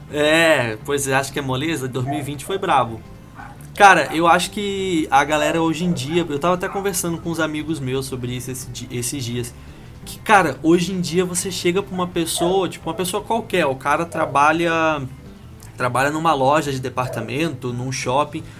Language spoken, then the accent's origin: Portuguese; Curitiba, Paraná, Brazil; eu sou de Curitiba